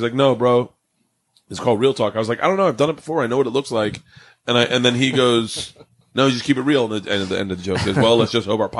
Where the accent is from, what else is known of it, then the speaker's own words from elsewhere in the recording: the South, United States; I love T.I. because I came from the South.